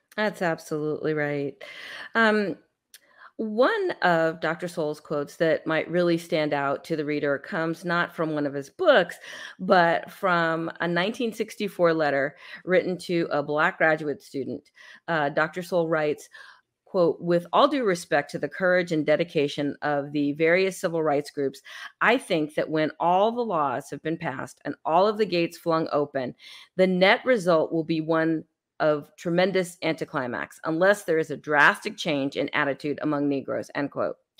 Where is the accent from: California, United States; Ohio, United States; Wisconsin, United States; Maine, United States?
California, United States; San Francisco; moved away as an adult; My hometown of San Francisco, where I was born, I don't live in California anymore